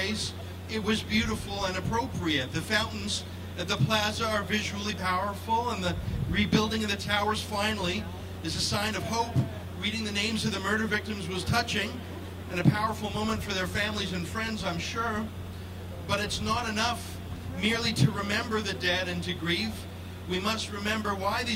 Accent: Canada; I'm a Canadian

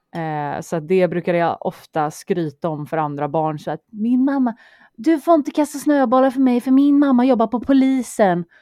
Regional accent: Partille, Västra Götaland, Sweden; born or raised there; moved away as an adult; also born or lived in Örgryte, Gothenburg; now in Stockholm, Sweden

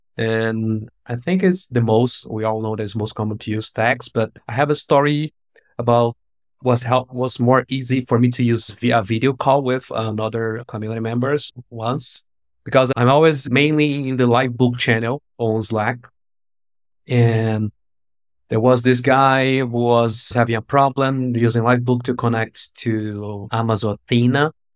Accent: Brazil; I'm from Brazil

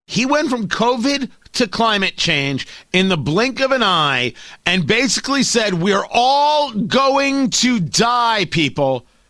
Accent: United States

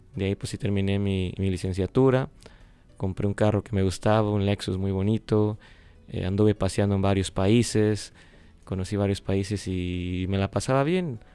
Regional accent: West Palm Beach, Florida, United States; yo vengo del estado de la Florida, West Palm Beach se llama el, en la ciudad

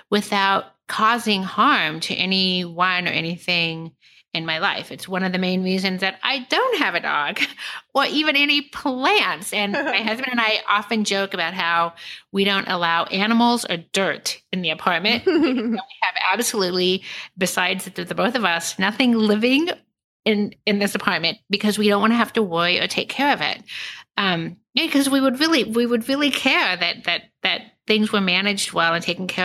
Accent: Kansas City, United States; born there; I was born in Kansas City and just on a whim moved to New York and then moved to San Francisco and moved to Philadelphia and then back to New York.

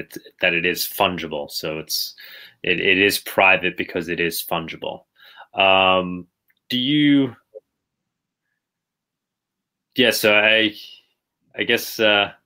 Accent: United States; me being an American

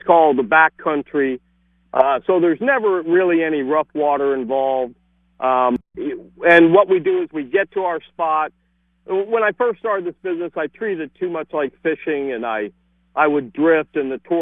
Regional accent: Fort Lauderdale, Florida, United States; now in Key West, United States; I was raised in Fort Lauderdale

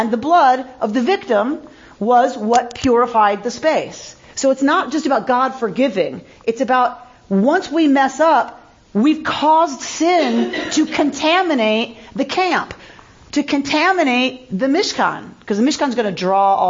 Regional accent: United States; I'm American

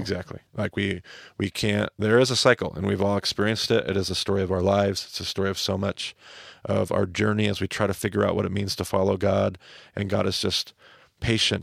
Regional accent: Snake River, Northwest, United States; I grew up on the Snake River

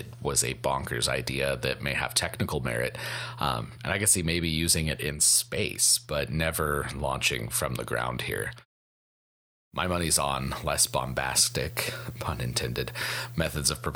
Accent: Colorado, United States; I am from Colorado

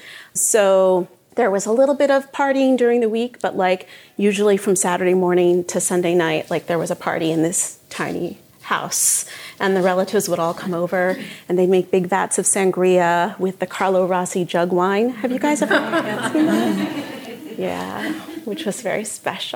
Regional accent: Montclair, New Jersey, United States; I grew up in Montclair.

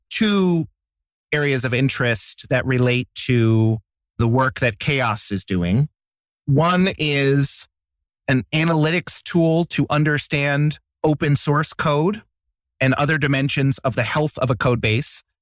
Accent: Poughkeepsie, New York, United States; now in Baltimore, United States; I grew up in Poughkeepsie, New York, a small town north of New York City

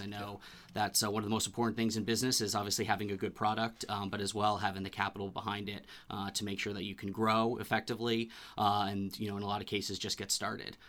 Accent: Bedford, New Hampshire, United States; I grew up in Bedford, New Hampshire, went to UNH uh, for my undergrad and my master's degree. So I'm a New Hampshire boy

